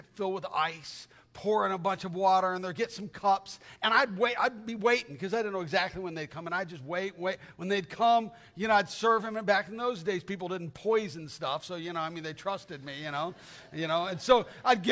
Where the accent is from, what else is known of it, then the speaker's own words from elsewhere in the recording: Tucson, Arizona, United States; I grew up in Tucson, Arizona